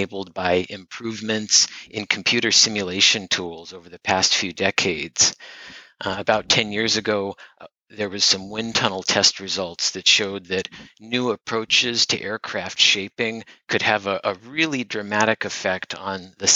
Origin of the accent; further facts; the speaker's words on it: California, United States; moved away as an adult; also born or lived in Iowa; I am originally from California.